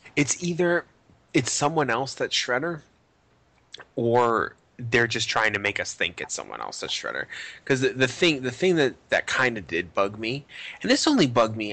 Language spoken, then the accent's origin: English; Boston, Massachusetts, United States; I'm from not New York City. I'm from Boston